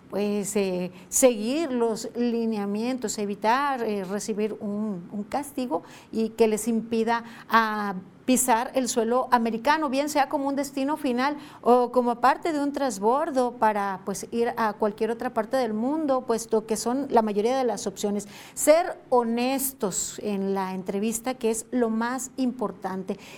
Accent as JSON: {"language": "Spanish", "region": "Colima", "country": "Mexico", "said": "así como colimenses, mexicanos salen de nuestro país por diferentes motivos"}